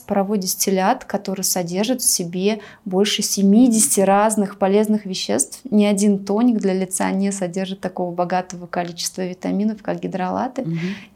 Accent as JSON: {"language": "Russian", "region": "Bashkortostan", "country": "Russia", "tie": "born or raised there", "moved": "as an adult", "lives_now": "Armenia", "said": "в Башкирии, откуда я родом"}